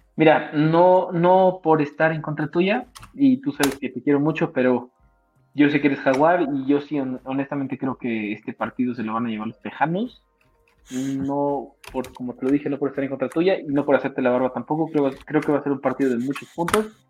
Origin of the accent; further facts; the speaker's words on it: Mexico; Como mexicano no me afectó mucho a mí estar allá